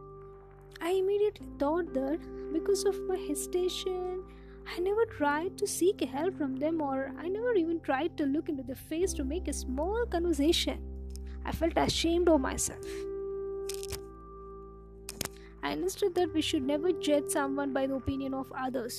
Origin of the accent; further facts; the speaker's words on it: India; Growing up in India, I was taught to respect your friends, family and elders.